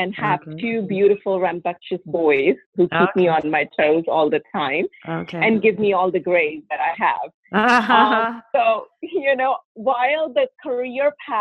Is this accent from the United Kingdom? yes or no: no; India; moved away as an adult; also born or lived in Russia; now in United States; I was born in India, and I grew up mostly in India my early years. My dad was in Navy, so we traveled quite a bit through the country growing up.